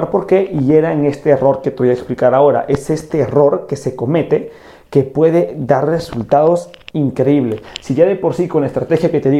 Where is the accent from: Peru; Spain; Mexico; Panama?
Peru; fui a una conferencia de un gurú del marketing digital aquí en mi país, que es Perú, y cuando yo fui a esta conferencia, este gurú también cometió este error.